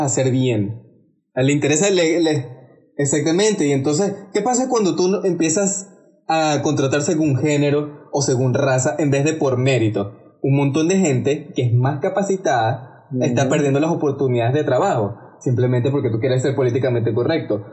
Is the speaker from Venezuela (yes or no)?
yes; Venezuela; siendo venezolano yo